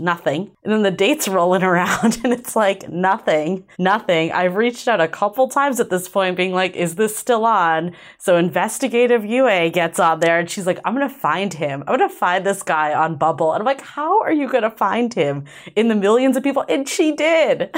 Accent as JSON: {"language": "English", "town": "Boston", "region": "Massachusetts", "country": "United States", "tie": "born or raised there", "moved": "yes", "said": "growing up in Boston"}